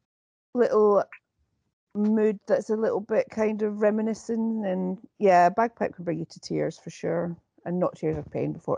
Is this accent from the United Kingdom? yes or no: yes; Scotland, United Kingdom